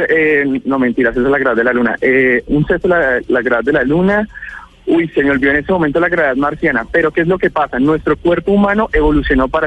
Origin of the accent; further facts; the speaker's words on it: Girón, Santander, Colombia; 27 años, soy oriundo de Girón Santander, ahorita estoy